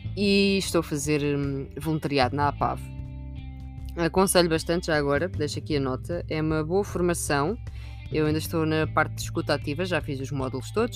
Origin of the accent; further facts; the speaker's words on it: Sintra, Lisbon, Portugal; also born or lived in Almargem do Bispo; Eu não sou de muitos sítios, eu sou de Sintra